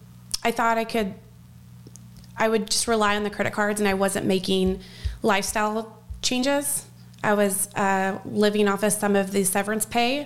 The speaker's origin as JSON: {"language": "English", "town": "Louisville", "region": "Kentucky", "country": "United States", "said": "I'm from Louisville, Kentucky"}